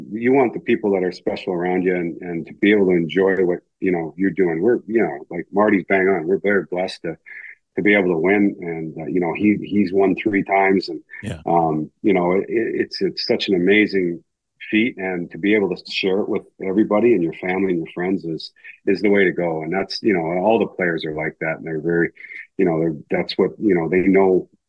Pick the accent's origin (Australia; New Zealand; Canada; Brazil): Canada; Kamloops, British Columbia; growing up in BC, growing up in Kamloops